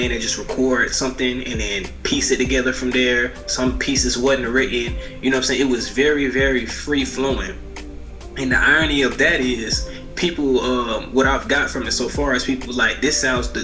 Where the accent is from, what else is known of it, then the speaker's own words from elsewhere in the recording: Marianna, Florida, United States; I'm from Marianna, Florida